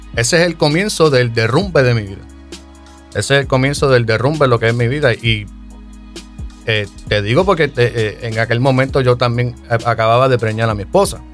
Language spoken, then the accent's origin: Spanish; Yauco, Puerto Rico; Yo soy del pueblito de Yauco, Yauco, Puerto Rico